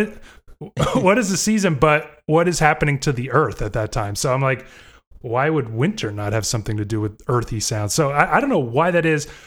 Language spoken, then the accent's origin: English; Florida, United States; moved away as an adult; now in Indiana, United States; I grew up in Florida also, di, wasn't born there, but did grow up there.